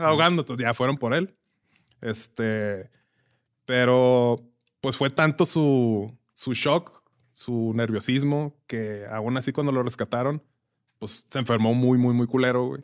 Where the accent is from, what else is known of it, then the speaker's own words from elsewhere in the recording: Ciudad Juárez, Chihuahua, Mexico; igual que yo y que varios juarenses que pues somos de Juárez, pero no nacimos en Juárez, nos criamos en Juárez